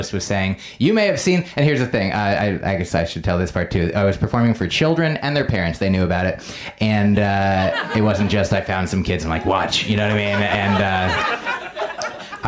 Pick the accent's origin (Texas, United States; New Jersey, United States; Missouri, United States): New Jersey, United States; Essex County; moved away; I'm from Essex County